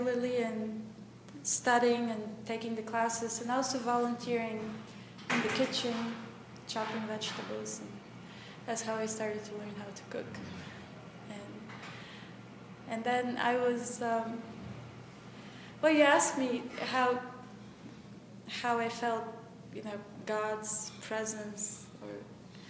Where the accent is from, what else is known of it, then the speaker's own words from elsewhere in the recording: Bulgaria; moved away; I'm from Bulgaria